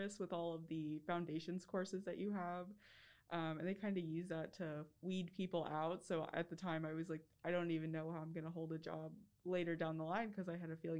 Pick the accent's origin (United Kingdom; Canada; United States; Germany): United States; Winston-Salem, North Carolina; I'm from Winston-Salem, North Carolina